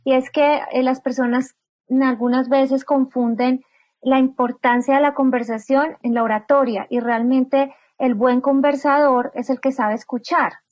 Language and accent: Spanish; Bogotá, Colombia; yo soy una mujer colombiana, nací en la capital de Colombia, en Bogotá